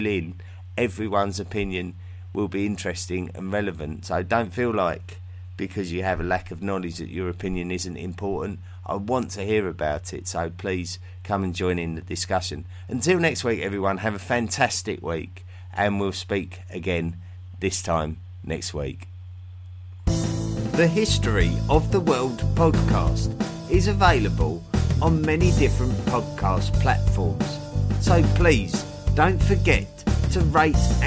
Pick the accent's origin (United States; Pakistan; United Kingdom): United Kingdom; England; I can't help being English, I can't help where I was born